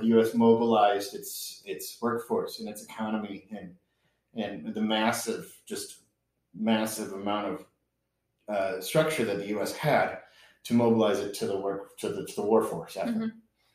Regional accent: Michigan, United States; moved away; I grew up in Michigan

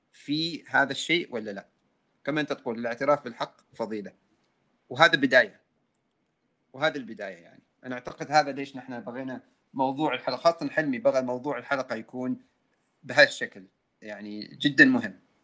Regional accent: Oman

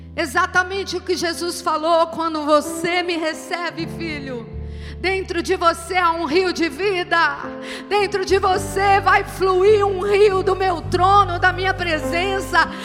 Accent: São Paulo, Brazil; Nós os paulistas

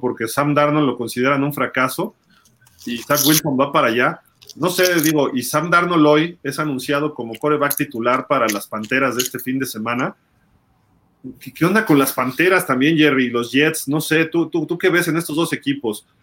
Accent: Mexico City, Mexico; yo te lo digo como chilango

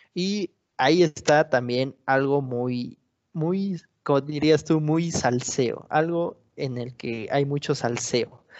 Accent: Mexico; yo soy mexicano

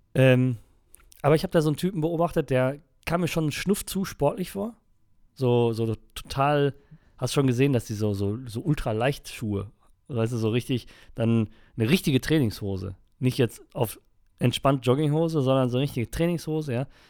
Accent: Germany; aus Deutschland

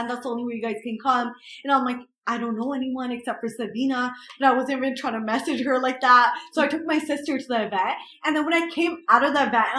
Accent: Toronto, Ontario, Canada; moved away; we're from Toronto

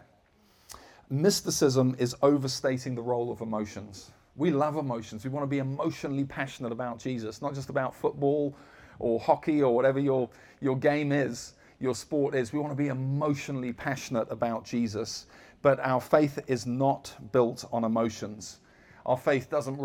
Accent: United Kingdom; I'm British.

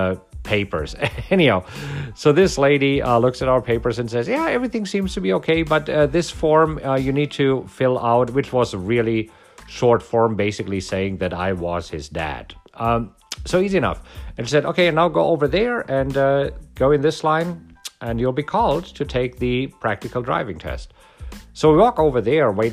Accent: Germany; now in United States; I am from Germany. I did not grow up here.

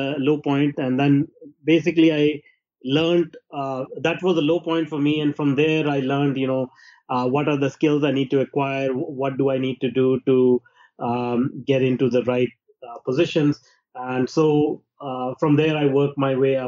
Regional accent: India; moved away as an adult; now in Canada; I was born in India in a small town, and I grew up there

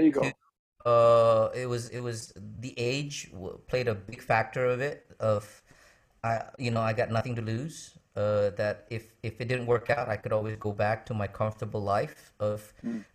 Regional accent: United States; moved away as an adult; also born or lived in Indonesia; growing up in America

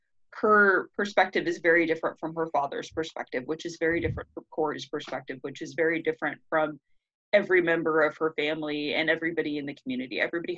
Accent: United States

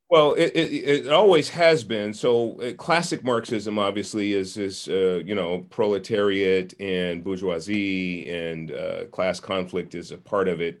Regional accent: San Francisco, California, United States; I was, uh, born and raised in Hunters Point in San Francisco

